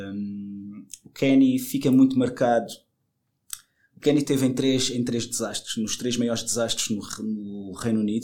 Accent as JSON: {"language": "Portuguese", "region": "Madeira", "country": "Portugal", "tie": "born or raised there", "said": "eu cresci na Madeira, eu sou madeirense"}